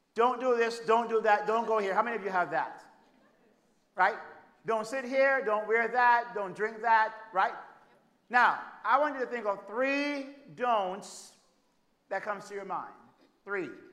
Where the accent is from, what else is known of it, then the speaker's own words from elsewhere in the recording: Jamaica; moved away as an adult; now in United States; I'm from Jamaica